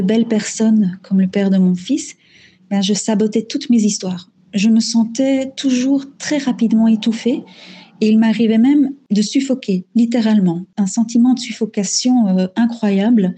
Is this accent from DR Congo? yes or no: yes; DR Congo; moved away as an adult; now in Belgium; Je suis née en Afrique centrale, en République démocratique du Congo. J'y ai vécu pendant 18 ans